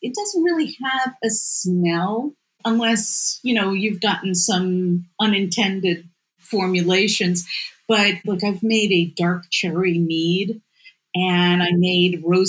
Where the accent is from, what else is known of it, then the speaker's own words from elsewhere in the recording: New York City, New York, United States; I grew up in Riverdale in the Bronx